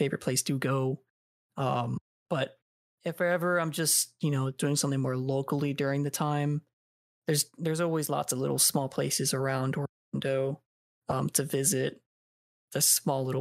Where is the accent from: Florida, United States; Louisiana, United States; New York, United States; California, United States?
Florida, United States; moved away as an adult; now in Virginia, United States; I was born in Florida. I was raised till I was like 17, and then moved to Virginia.